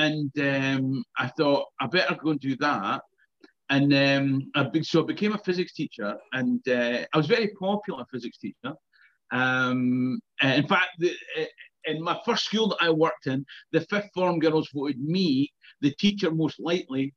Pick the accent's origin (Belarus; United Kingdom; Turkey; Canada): United Kingdom; Perth, Scotland; also born or lived in Blackford; I'm from Perth. I live in a wee village called Blackford.